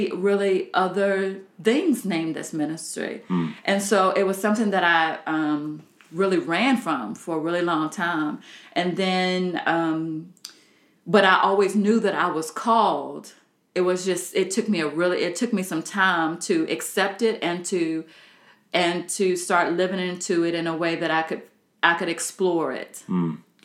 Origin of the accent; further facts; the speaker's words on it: Southern Virginia, United States; I'm from Southern Virginia